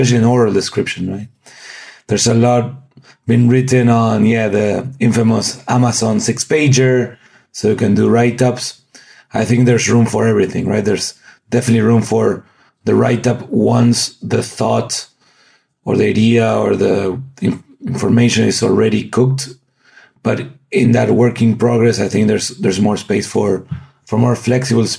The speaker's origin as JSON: {"language": "English", "country": "Argentina", "moved": "as an adult", "said": "I'm from Argentina originally"}